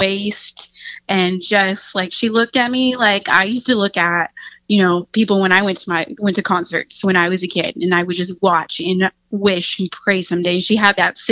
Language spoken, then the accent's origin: English; United States; also born or lived in Texas / Oklahoma; now in Oregon, United States; I grew up in Texas, Oklahoma